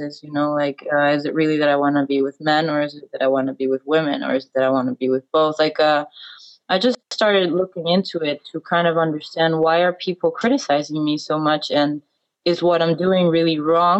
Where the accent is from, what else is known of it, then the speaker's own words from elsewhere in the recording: Ecuador; English is a second language; moved away as an adult; also born or lived in United States; now in Berlin, Germany; I always felt very out of place there, always. I had a very strong desire to leave